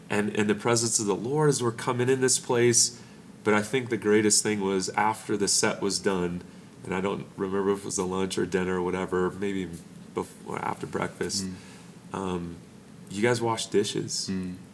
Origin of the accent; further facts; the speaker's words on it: Norco, California, United States; we're from Norco, California.